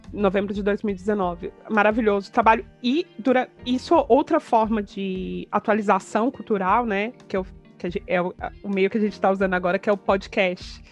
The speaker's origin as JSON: {"language": "Portuguese", "country": "Brazil", "moved": "yes", "said": "eu sou brasileiro"}